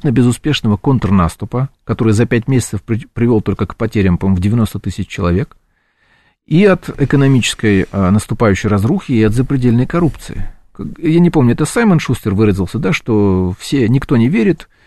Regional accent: Ukraine; Даже при том, что я украинец, националист, так сказать, целую каждый день портрет Бандеры там, и так далее.

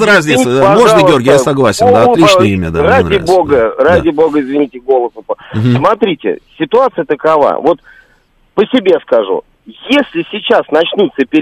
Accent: Marhanets, Dnipropetrovsk Oblast, Ukraine; меня больная тема, это Днепропетровская область, объясню почему. Потому

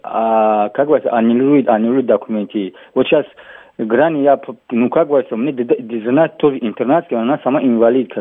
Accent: Tajikistan; now in Ryazan Oblast, Russia; у меня паспорт закончился таджикский

